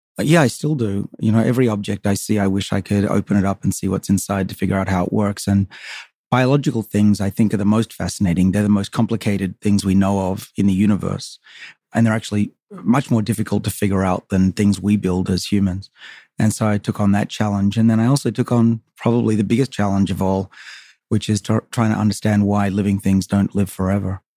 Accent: Sydney, New South Wales, Australia; moved away as an adult; now in United States; I grew up on the northern suburbs of Sydney, a little town called Saint Ives.

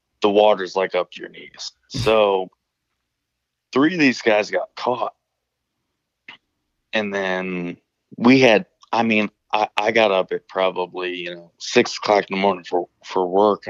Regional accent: Northern Illinois, United States; I'm from Northern Illinois

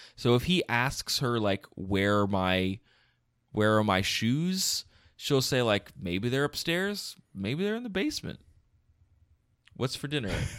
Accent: outside Philadelphia, Pennsylvania, United States; also born or lived in Ohio; I'm from outside Philadelphia, Pennsylvania. Like, I have not moved around that much. I spent four years in Ohio, and that's

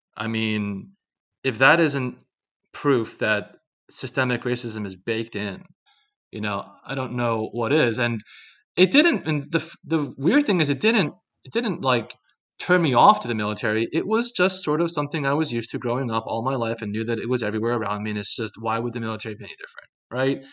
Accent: Philadelphia, Pennsylvania, United States; in Philadelphia, where I was born and raised. Um, you know, I grew up in Philly in the eighties and nineties

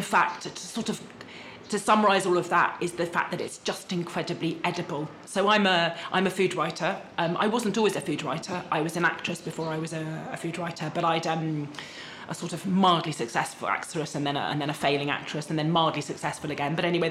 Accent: London, United Kingdom; moved away as an adult; now in Rome, Italy; I'm from London, but have lived in Rome, in Testaccio, in this building for 14 years now.

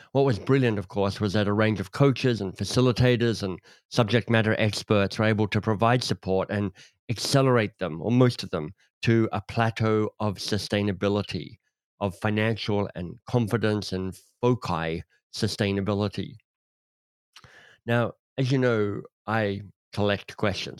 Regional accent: Australia; as an Australian

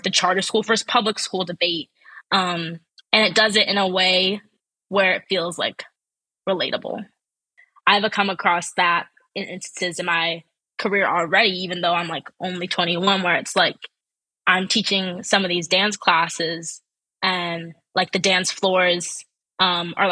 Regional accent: Ann Arbor, Michigan, United States; growing up in Ann Arbor

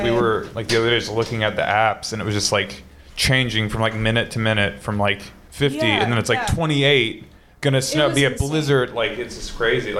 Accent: Ohio, United States; growing up in Ohio

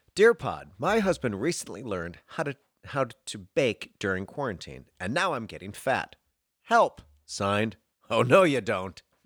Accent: Chicago, Illinois, United States; moved away; also born or lived in Bloomington, Indiana; I'm from Chicago. I'm from Chicago.

